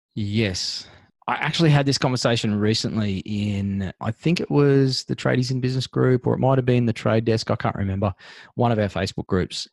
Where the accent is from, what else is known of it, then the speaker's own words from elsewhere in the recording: Sunshine Coast, Queensland, Australia; now in Darling Downs, Australia; where I used to live and, and where I grew up was on the Sunshine Coast in Queensland.